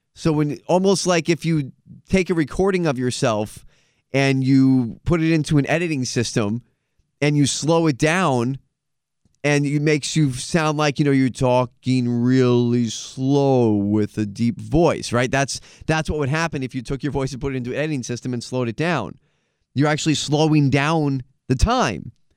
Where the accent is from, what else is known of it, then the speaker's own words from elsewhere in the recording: United States; as an American